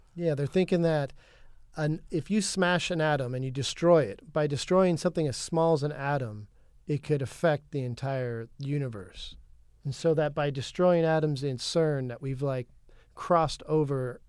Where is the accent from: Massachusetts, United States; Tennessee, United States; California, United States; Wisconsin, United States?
California, United States; I'm from California